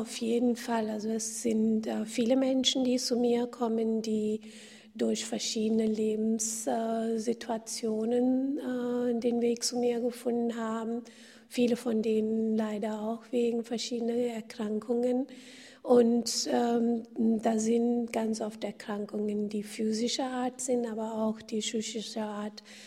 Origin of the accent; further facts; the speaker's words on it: India; moved away; ich bin in Indien geboren und aufgewachsen